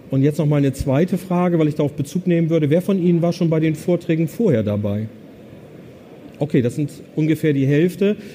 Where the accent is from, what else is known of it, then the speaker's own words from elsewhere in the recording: Bremen, Germany; ich komme aus Bremen. Also. Okay. Und der Bremer sagt ja Bremen, da merken sie schon, da fehlt irgendwie ein E.